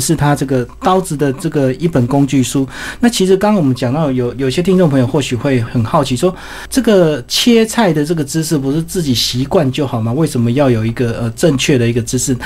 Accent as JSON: {"language": "Chinese", "country": "Taiwan", "said": "我们台湾人"}